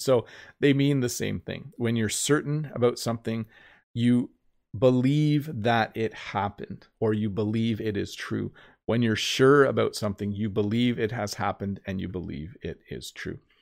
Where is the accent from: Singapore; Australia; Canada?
Canada